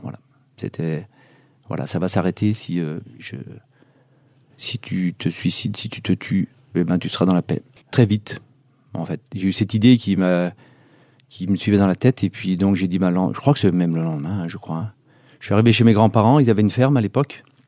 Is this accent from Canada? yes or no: no; Megève, Auvergne-Rhône-Alpes, France; chez nous à Megève